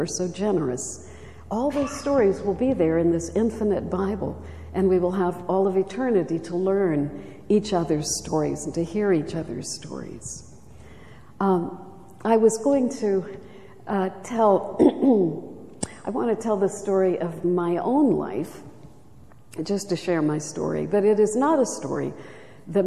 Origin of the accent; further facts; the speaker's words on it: Charleston, South Carolina, United States; I was raised in Charleston, South Carolina, beautiful city